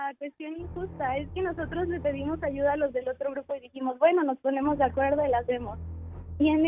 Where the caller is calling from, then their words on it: Aguascalientes, Mexico; De Aguascalientes, México.